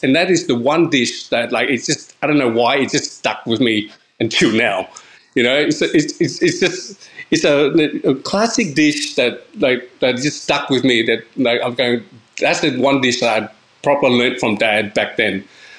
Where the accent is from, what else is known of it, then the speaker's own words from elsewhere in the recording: Canberra, Australian Capital Territory, Australia; also born or lived in Queensland; So I think Canberra was obviously, like, you know, we grew up in Canberra, lived there for 20-something